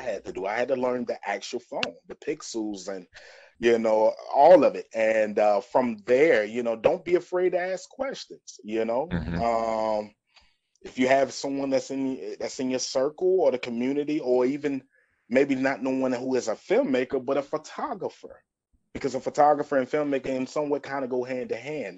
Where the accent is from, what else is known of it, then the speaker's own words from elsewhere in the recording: Greenville, North Carolina, United States; moved away as an adult; also born or lived in Georgia; I'm from Greenville, North Carolina, home of East Carolina University